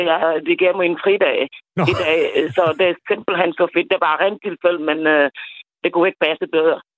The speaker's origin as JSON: {"language": "Danish", "country": "Senegal", "also_born_or_lived": "Zealand, Denmark", "moved": "yes", "lives_now": "Denmark"}